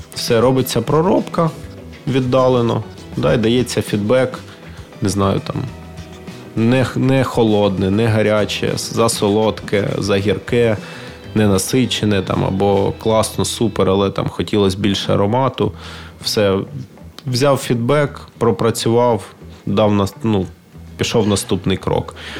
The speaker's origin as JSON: {"language": "Ukrainian", "country": "Ukraine", "said": "я з України"}